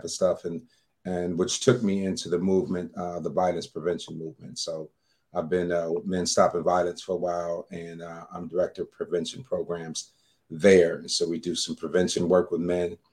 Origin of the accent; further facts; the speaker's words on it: Detroit, Michigan, United States; moved away as an adult; now in Atlanta, United States; I'm in Atlanta, Georgia now. I've been here for about 10 years. I'm from Detroit, Michigan